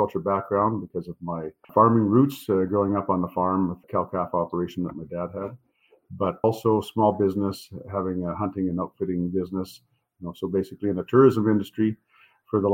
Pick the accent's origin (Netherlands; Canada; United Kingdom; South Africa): Canada; Valleyview, Alberta; born and raised in Alberta, spent the last 50 years on a farm just outside of my hometown of Valleyview.